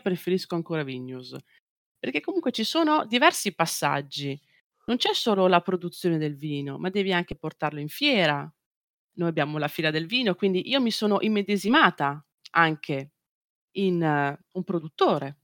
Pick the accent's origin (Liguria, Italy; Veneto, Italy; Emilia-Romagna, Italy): Veneto, Italy; Beh, io vengo dalla Valpolicella e noi, a noi piace bere.